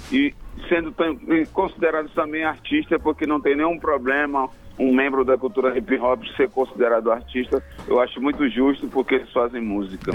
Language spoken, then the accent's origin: Portuguese; Maranhão, Brazil; now in Manaus, Brazil; eu sou maranhense